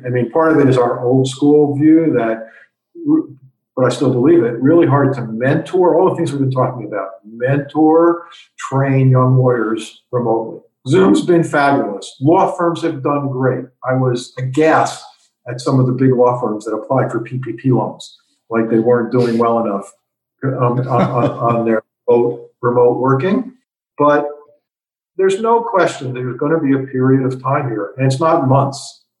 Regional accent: New York, United States; I'm a New Yorker. I like being in tall buildings.

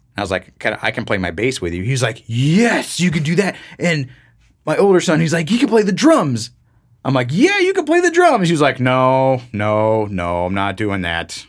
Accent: Florida, United States; growing up in Florida

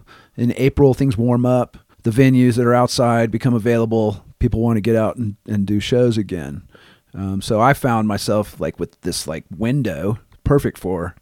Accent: Los Angeles, California, United States; but growing up in Los Angeles for her, and even at that period in time for me, I spend a lot of time kind of in circles, music circles.

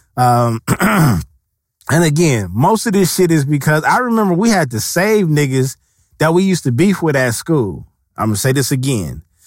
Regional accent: West Coast, United States; the West Coast is, we grew up off of gangster music

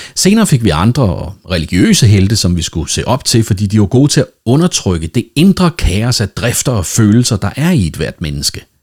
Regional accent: Denmark; Nu er jeg jo dansker, og derfor vældig dansk

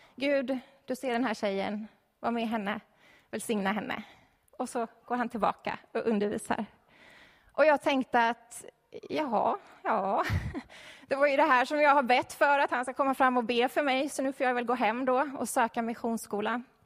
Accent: Stockholm, Stockholm County, Sweden; jag är uppvuxen i Stockholm

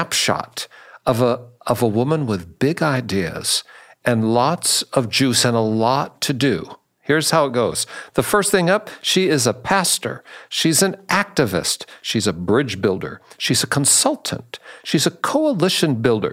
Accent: Seattle, Washington, United States; I'm from Seattle, and I dreamed of politics, and I actually represented Northwest Seattle in the state house

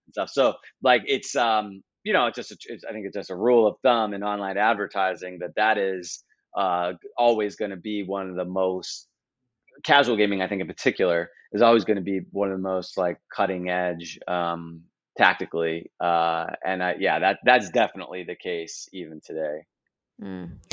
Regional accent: United States; as a U.S. person

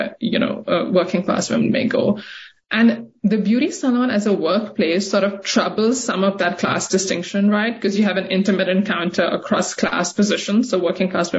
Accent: Karachi, Sindh, Pakistan; also born or lived in New York, United States; now in Portland, United States; I grew up in Karachi and I saw this happen in front of me

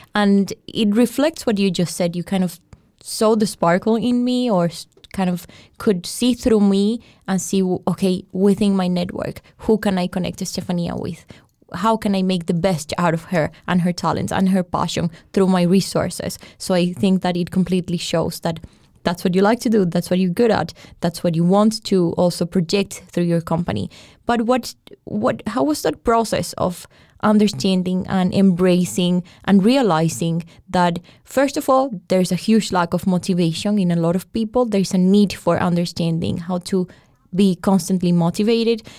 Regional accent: Colombia; I'm a journalist. I'm from Colombia.

